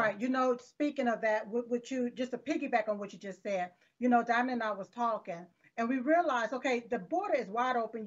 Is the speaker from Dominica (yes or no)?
no; United States; I'm an American citizen born here in America